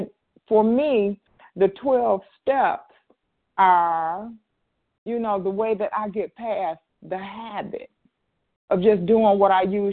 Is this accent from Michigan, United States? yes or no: yes; Detroit, Michigan, United States; I'm from Michigan? But if I didn't, I am. Detroit, actually